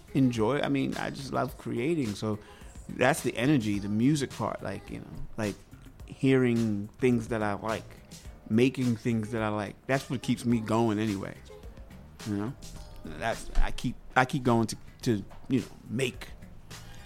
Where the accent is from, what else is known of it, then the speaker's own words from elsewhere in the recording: Long Island, New York, United States; also born or lived in Manhattan, New York; I was raised in Long Island